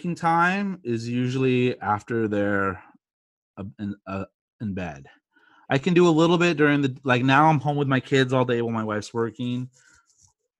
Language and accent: English; California, United States; I was born and bred in California, but my dad's from Chicago.